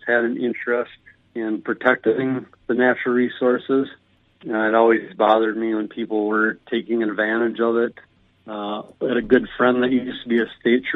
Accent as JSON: {"language": "English", "area": "between Faribault and Mankato", "region": "southern Minnesota", "country": "United States", "also_born_or_lived": "Bemidji, Minnesota", "said": "I am from southern Minnesota originally, down by between Faribault and Mankato area"}